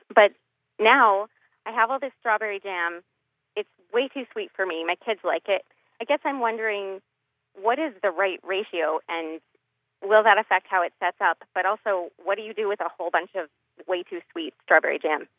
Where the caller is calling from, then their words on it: Woburn, Massachusetts, United States; I'm calling from Woburn, Massachusetts.